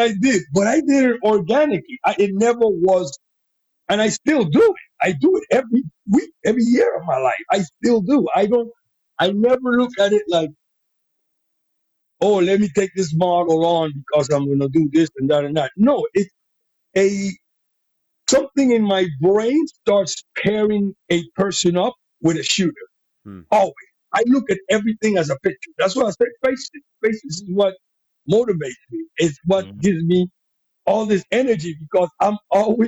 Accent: Panama; accent: Panamanian; first language Spanish; English is a second language; moved away as an adult; also born or lived in New York; now in United States; I'm a Latino guy. I'm from Panama. I came here when I was 19 years old. Didn't speak any English.

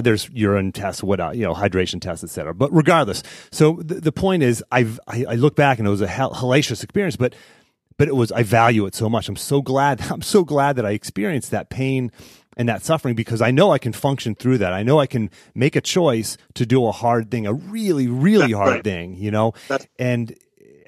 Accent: Pittsburgh, Pennsylvania, United States; we grew up in Pittsburgh

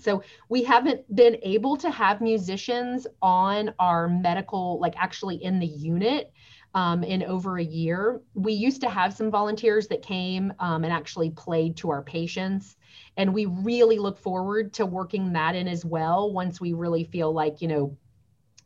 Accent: Lakeland, Florida, United States; moved away; also born or lived in Nashville, Tennessee; I was born in Lakeland

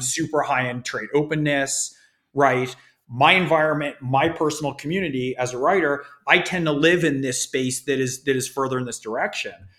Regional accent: California, United States; I grew up in California

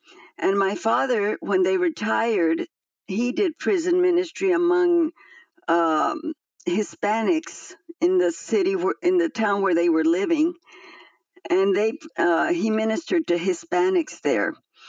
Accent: Guadalajara, Jalisco, Mexico; moved away as an adult; now in United States; I grew up in Guadalajara. I studied there. I married there. I had my children there. But then I moved to the United States about 11 years ago, thinking that I was following my kids to the United States.

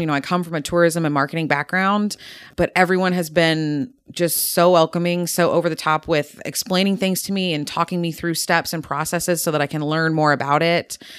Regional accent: Nashville, Tennessee, United States; I'm actually from the Nashville area originally

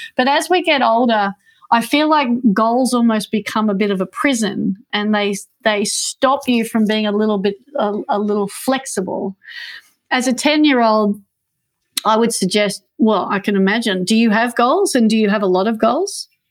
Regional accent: Manly, New South Wales, Australia; I grew up on Manly Beach.

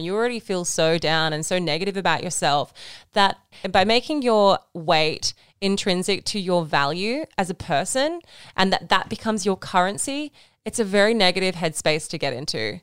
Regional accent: Wollongong, New South Wales, Australia; now in Sydney, Australia; we are from Wollongong.

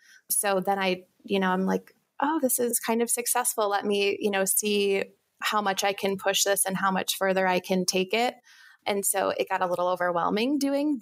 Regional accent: Wisconsin, United States; I'm from Wisconsin

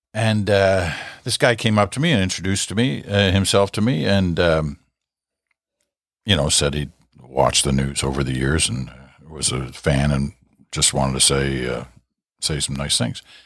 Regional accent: Canada; I'm a Canadian.

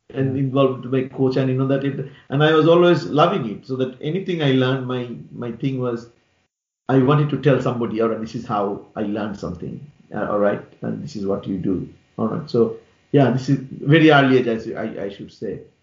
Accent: Bangladesh; now in London, United Kingdom; I'm I'm from Bangladesh

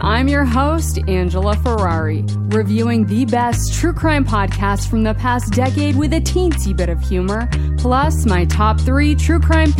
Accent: Maine, United States; located in my home state of Maine

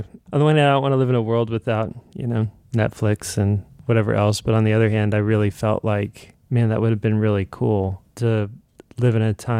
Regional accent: Evansville, Indiana, United States; moved away; my hometown, Evansville, Indiana, is 200,000-300,000 people

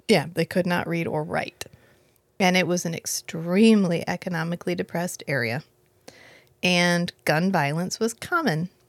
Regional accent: United States; we're American

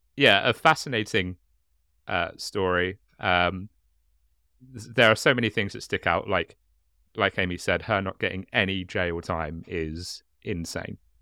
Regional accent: Hastings, South East England, United Kingdom; accent: chav; I'm from Hastings, and we can't speak the English language in Hastings

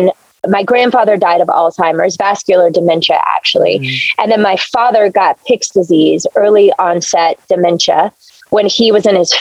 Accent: Blackshear, Georgia, United States; moved away; my hometown in Blackshear, Georgia

